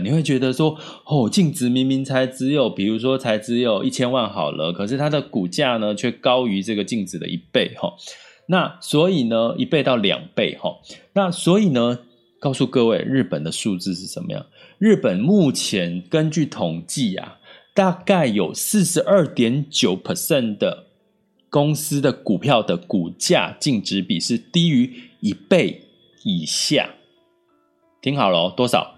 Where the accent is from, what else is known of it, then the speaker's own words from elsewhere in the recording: Taiwan; 其实我们台湾人也可以在在日本买房子